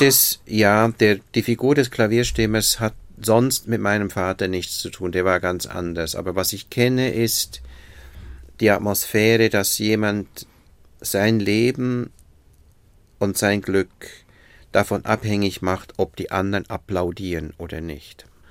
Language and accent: German; Bern, Switzerland; moved away as an adult; now in Berlin, Germany; ich bin in einem Vorort von Bern groß geworden